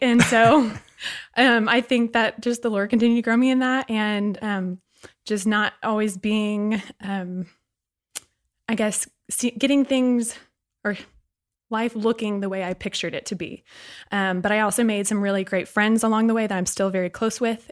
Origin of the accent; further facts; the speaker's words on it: Sugar Land, Texas, United States; I also grew up in Sugarland, Texas